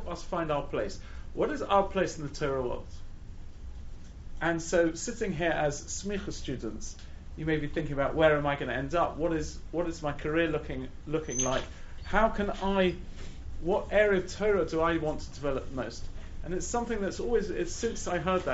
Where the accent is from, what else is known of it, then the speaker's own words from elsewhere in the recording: London, United Kingdom; also born or lived in Israel / Gateshead; I grew up in London